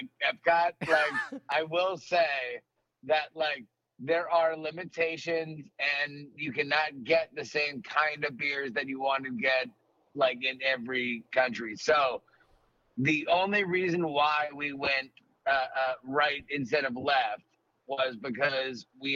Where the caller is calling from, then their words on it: Orlando, Florida, United States; I'm calling from Orlando, Florida.